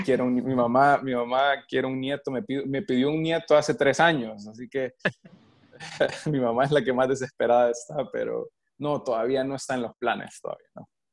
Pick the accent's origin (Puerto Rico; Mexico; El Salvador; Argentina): El Salvador; moved away as an adult; also born or lived in New York, United States; now in Florida, United States; yo soy del Salvador, mi familia todavía vive en El Salvador